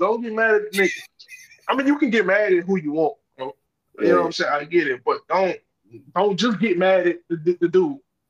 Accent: Louisiana, United States

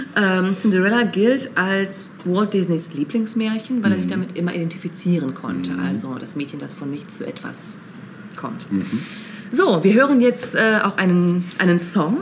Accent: Lippe, North Rhine-Westphalia, Germany; wo ich aufgewachsen bin, in Lippe

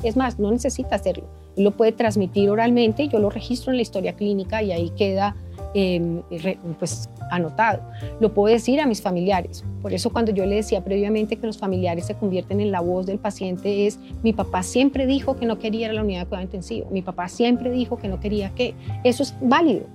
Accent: Colombia; nosotros como seres colombianos, como ciudadanos colombianos

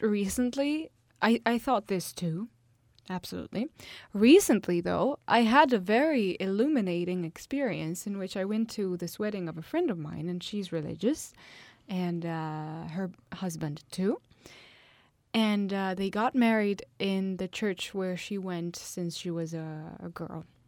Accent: Italy; My hometown is one of the hottest town in the whole of Italy

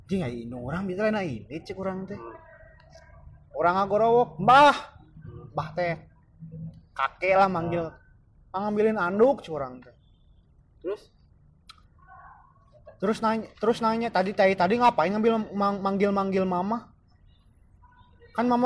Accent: Java, Indonesia; saya asli Jawa

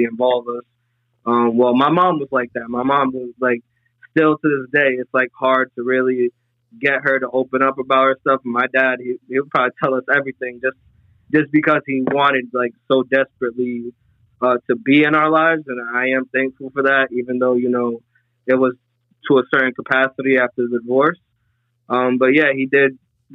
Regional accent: Providence, Rhode Island, United States; I grew up in Providence, Rhode Island

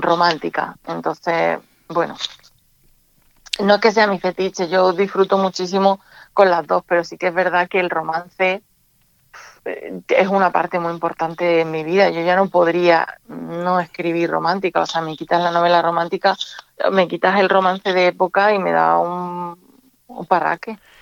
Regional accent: Andújar, Andalusia, Spain; also born or lived in Jaén; now in Málaga, Spain; yo vivo en Málaga, pero yo nací en, Jaén, pero me crié en Andújar.

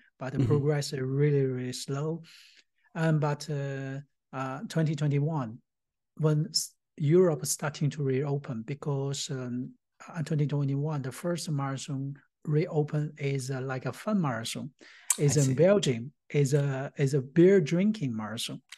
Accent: Tianjin, China; moved away as an adult; also born or lived in India / Singapore; now in Germany; I was born in Tianjin, China

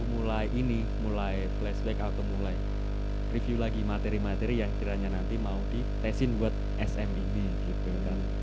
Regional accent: Sleman, Special Region of Yogyakarta, Indonesia; aku asalnya dari DIY dari Sleman tepatnya kak jadi anak sinilah

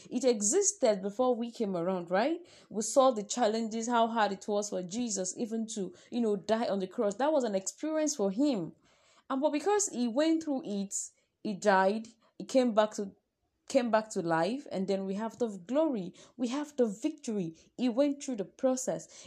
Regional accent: Nigeria; I am a Nigerian

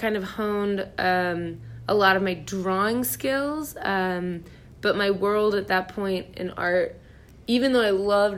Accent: Kansas City, United States; now in Lexington, United States; Kansas City originally.

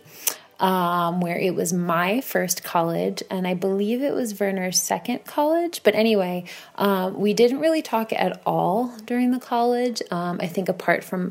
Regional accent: Bayonne, New Jersey, United States; now in Warsaw, Poland; I am not from Warsaw, Poland, but in fact, Bayonne, New Jersey, which is located in the United States.

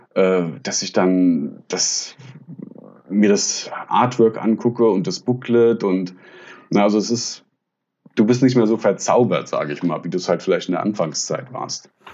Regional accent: Frankfurt area, Hesse, Germany; ich komme ja gebürtig aus dem Frankfurter Raum

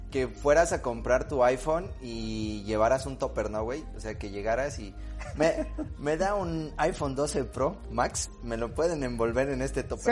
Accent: Xalapa, Veracruz, Mexico; Yo soy de Jalapa

